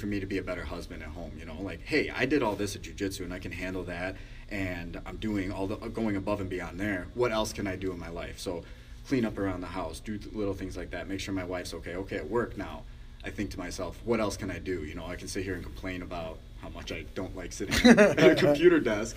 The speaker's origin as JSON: {"language": "English", "town": "Chicago", "region": "Illinois", "country": "United States", "tie": "born or raised there", "said": "growing up in Chicago"}